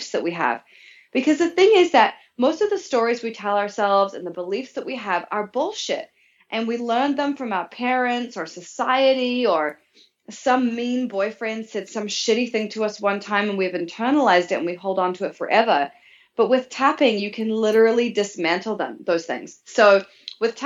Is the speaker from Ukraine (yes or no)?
no; New Zealand; moved away as an adult; So I was growing up in New Zealand as a teenager and into my early 20s, actually.